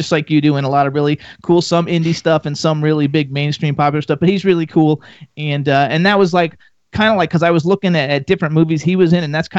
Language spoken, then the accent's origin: English; Miami, Florida, United States; now in Bucks County, Pennsylvania, United States; I'm from Florida